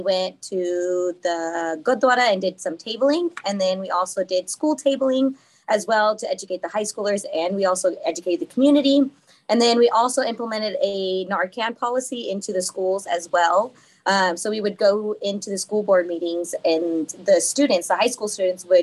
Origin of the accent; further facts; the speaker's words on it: Fresno County, California, United States; I am from Fresno County area